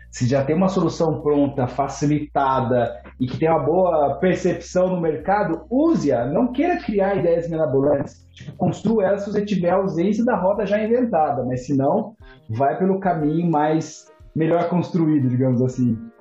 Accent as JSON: {"language": "Portuguese", "town": "Ourinhos", "region": "São Paulo", "country": "Brazil", "also_born_or_lived": "Ribeirão Preto, Brazil / Cologne, Germany / United States", "moved": "as an adult", "said": "eu saí de Ourinhos, fui para Ribeirão Preto fazer faculdade"}